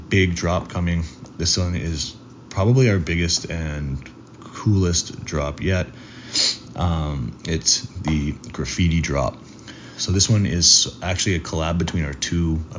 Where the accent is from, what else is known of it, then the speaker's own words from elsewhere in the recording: Toronto, Ontario, Canada; moved away as an adult; also born or lived in Miami; I recently got a condo in Toronto, which is my hometown where I grew up